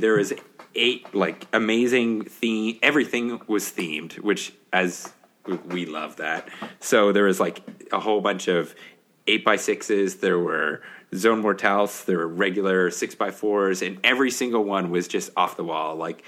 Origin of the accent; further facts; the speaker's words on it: Canada; I'm from Canada